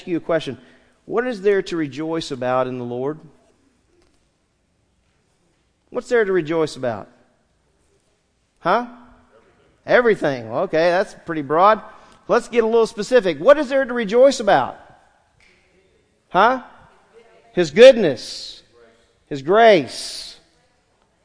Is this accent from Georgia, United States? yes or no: no; San Diego, California, United States; I was born in San Diego, California, October 9th, 1964